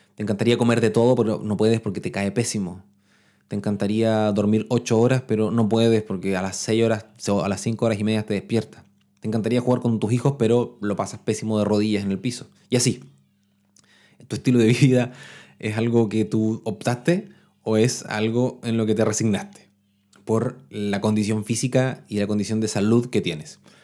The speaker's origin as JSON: {"language": "Spanish", "country": "Chile", "said": "yo les hablo de Chile porque soy chileno"}